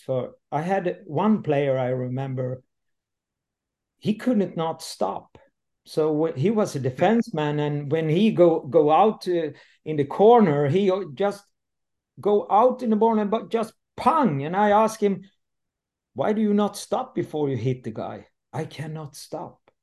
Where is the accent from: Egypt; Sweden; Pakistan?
Sweden; Landsbro, Jönköping County; English is a second language; moved away; also born or lived in North Sweden / Gothenburg; I'm I'm coming from the South Sweden, from uh, Småland, and uh, today I'm uh, 59, uh, and I leave uh, very early the the village. I come from uh, Landsbro